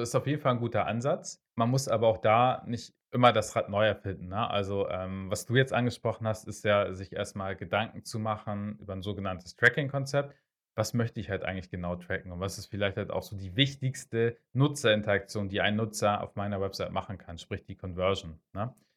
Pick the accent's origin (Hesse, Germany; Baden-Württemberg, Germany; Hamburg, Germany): Hamburg, Germany; ich komme aus Hamburg, also aus Norddeutschland, äh, bin auch in Norddeutschland geboren, bin aus Norddeutschland nicht wirklich weggekommen, nicht weggezogen